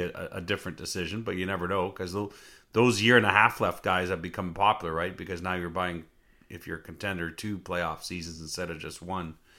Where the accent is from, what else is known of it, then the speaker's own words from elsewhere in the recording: Northern Ontario, Canada; I grew up in Northern Ontario